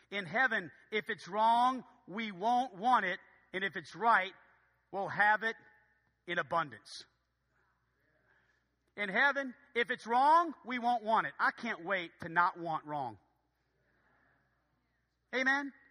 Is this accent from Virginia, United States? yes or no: no; Philadelphia, Pennsylvania, United States; No, I really, no, I'm from Philadelphia. I, no, I don't know anybody.